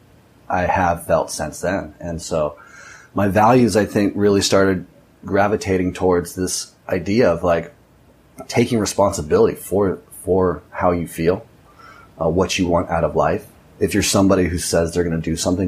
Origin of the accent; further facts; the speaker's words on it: Orange County, California, United States; moved away as an adult; now in Nicaragua; I grew up in Orange County, California, Newport Beach, or Costa Mesa, to be exact